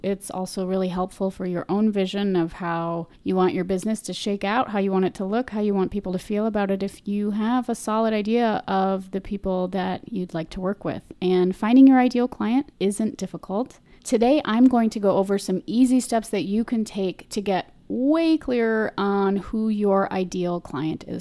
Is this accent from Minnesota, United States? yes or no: yes; Minnesota, United States; I'm from Minnesota, so, you know, sometimes these accent things come out a little strange